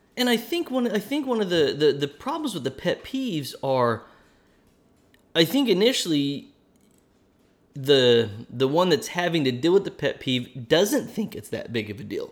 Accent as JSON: {"language": "English", "region": "Oklahoma", "country": "United States", "accent": "Oklahoma", "said": "my Oklahoma accent could come out now and then"}